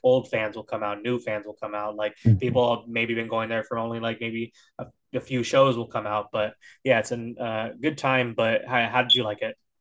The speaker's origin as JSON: {"language": "English", "region": "Northern California", "country": "United States", "said": "I'm from NorCal"}